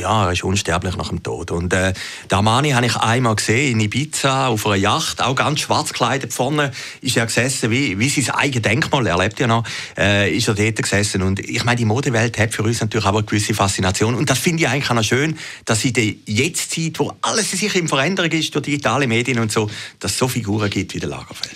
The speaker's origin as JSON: {"language": "German", "area": "Zürcher Weinland", "region": "Zurich", "country": "Switzerland", "said": "ich komme aus dem Zürcher Wieland"}